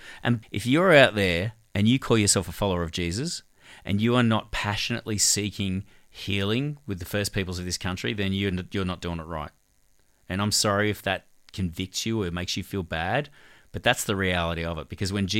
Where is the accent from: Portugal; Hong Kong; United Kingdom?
Hong Kong; so I grew up in Hong Kong for 6 years. My dad was a social worker for the Salvation Army running refugee camps.